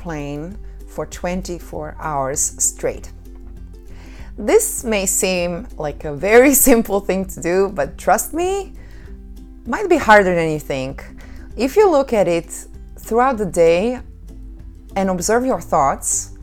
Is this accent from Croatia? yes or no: yes; Croatia; moved away; Croatia, my home country